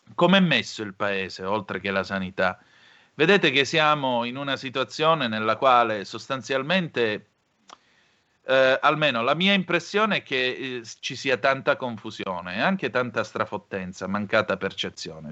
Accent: Vibo Valentia, Calabria, Italy; io sono di Vibo Valencia

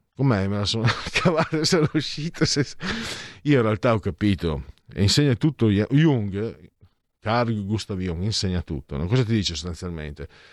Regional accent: Venice, Veneto, Italy; dalle mie parti

